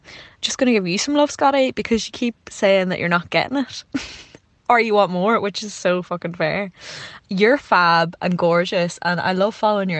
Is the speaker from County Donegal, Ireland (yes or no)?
yes; County Donegal, Ireland; moved away as an adult; now in Kent, United Kingdom; I'm obviously Irish, I'm from Donegal, and I'm living in Kent in South England, like rural Kent.